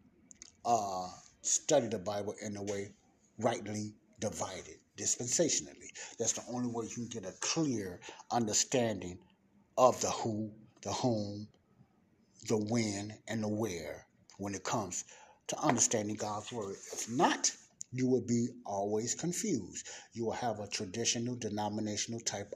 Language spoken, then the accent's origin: English; United States; I'm an American